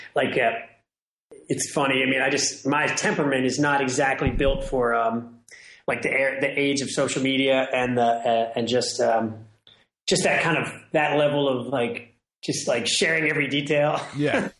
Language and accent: English; Washington, District of Columbia, United States; now in New Orleans, United States; I live in New Orleans. I grew up in Washington, D.C.